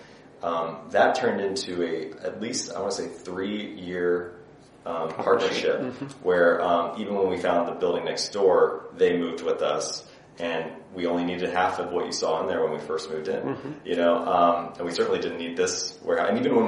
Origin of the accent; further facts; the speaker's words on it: Indiana, United States; I'm from the Midwest